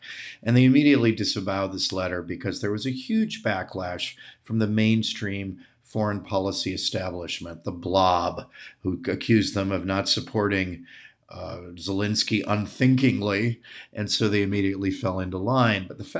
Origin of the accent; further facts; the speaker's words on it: United States; I'm an American nationalist